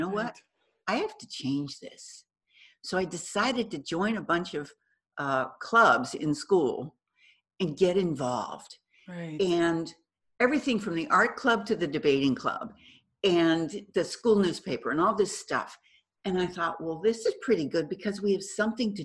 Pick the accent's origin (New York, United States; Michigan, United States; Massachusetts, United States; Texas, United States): Massachusetts, United States; Boston; moved away as an adult; now in California, United States; I'm originally from Boston. So I moved to California